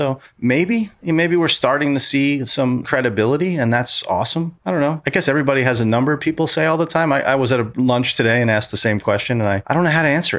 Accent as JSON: {"language": "English", "region": "New York", "country": "United States", "tie": "born or raised there", "said": "it was the Concord Hotel. That was my hometown. When I was a kid, it was still open."}